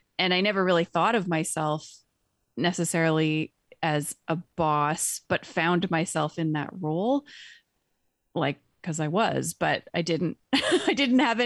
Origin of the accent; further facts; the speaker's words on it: British Columbia, Canada; I grew up in British Columbia as a child, a teen with a visual impairment